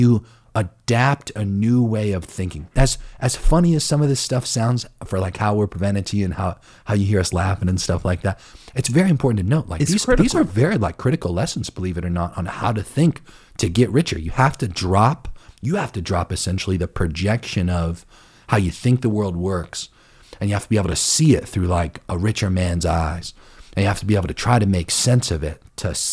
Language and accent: English; Ohio, United States; I grew up in Ohio, okay? And I grew up in a small city